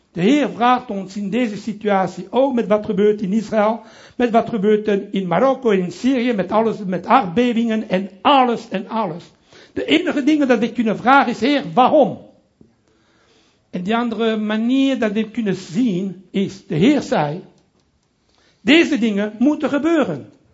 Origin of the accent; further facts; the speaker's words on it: Brussels, Brussels-Capital Region, Belgium; accent: French; first language French; Dutch is a second language; moved away as an adult; also born or lived in Italy (ancestry); now in Amsterdam, Netherlands; ik ben Italiaans, opgegroeid in Brussel